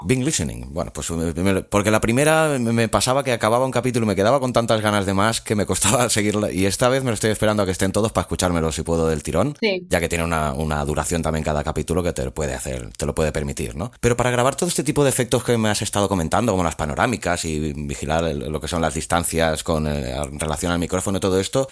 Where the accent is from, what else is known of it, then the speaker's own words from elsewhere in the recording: Catalonia, Spain; yo como catalán